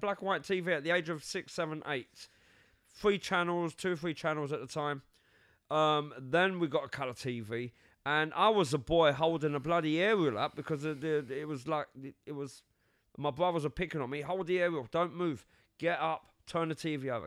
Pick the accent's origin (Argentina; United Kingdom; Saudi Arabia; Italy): United Kingdom; London; also born or lived in Cyprus; I was born in London